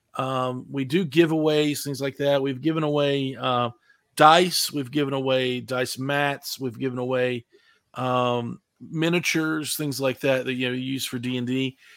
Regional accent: West Virginia, United States; I'm from West Virginia, so these little pop-up stores were everywhere

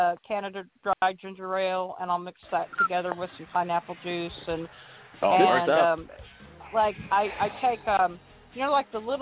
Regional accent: Kansas, United States; moved away as an adult; now in Arkansas, United States; I was born in Kansas. Yes, I was.

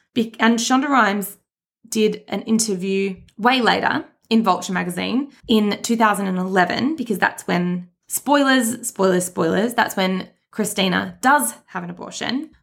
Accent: Australia; we are from Australia

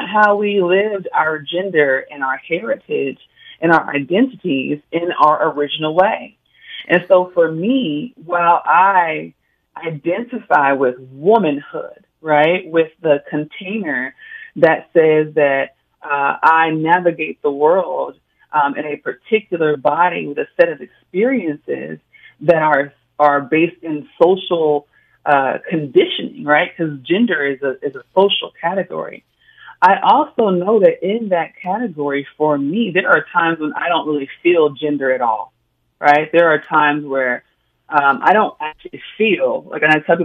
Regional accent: Oakland, California, United States; My family could only do as much as they could growing up in Oakland

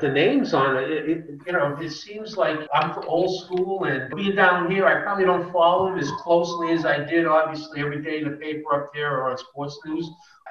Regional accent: Worcester, Massachusetts, United States; moved away as an adult; now in Boynton Beach, United States; I grew up in Worcester, Massachusetts, central Massachusetts.

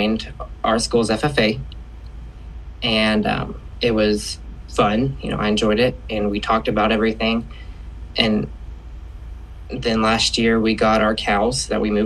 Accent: Shawnee-Tecumseh area, Oklahoma, United States; I am from the Shawnee-Tecumseh area in Oklahoma.

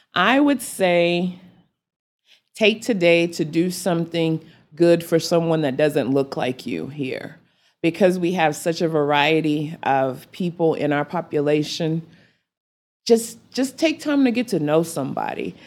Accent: Amarillo, Texas, United States; also born or lived in Lincoln, Nebraska; my hometown

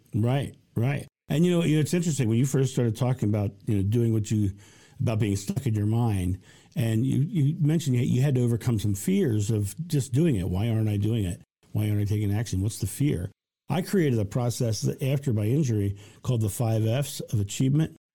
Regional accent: United States; I'm American

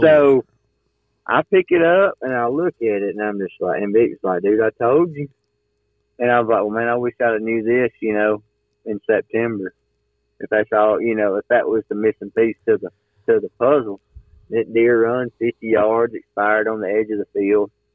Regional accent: Alabama, United States; I'm from Alabama

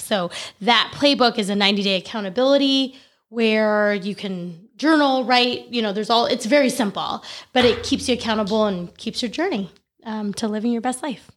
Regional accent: El Dorado Hills, California, United States; I grew up in Elder High Hills, California

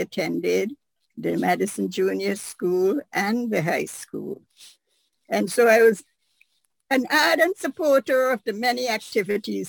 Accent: St. Vincent & Grenadines; moved away as an adult; also born or lived in New York / Jamaica; now in United States; I was born in St. Vincent and the Grenadines.

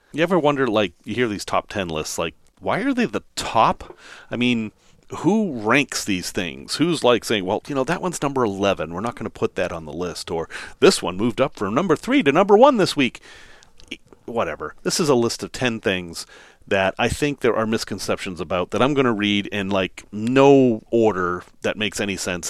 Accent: Massachusetts, United States; accent: Massachusetts; my Massachusetts accent came back there

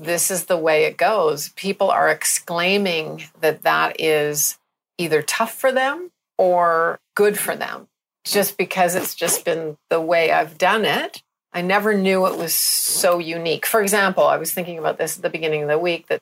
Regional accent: Canada; now in Barbados; I'm a Canadian

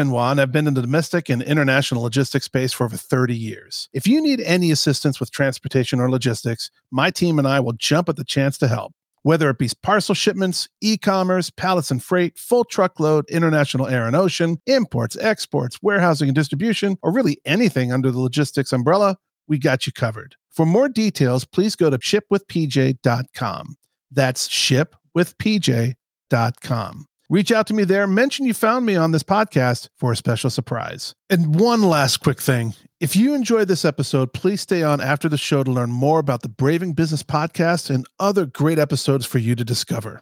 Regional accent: Florida, United States; now in Chicago, United States; I grew up in Florida

